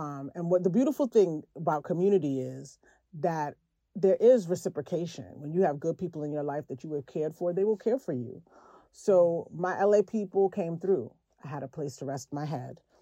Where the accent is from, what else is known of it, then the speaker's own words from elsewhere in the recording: New York City, New York, United States; I am from Brooklyn